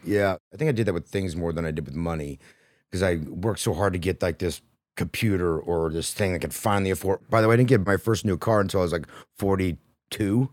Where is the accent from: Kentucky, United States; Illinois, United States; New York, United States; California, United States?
California, United States; Modesto; I grew up in Modesto, California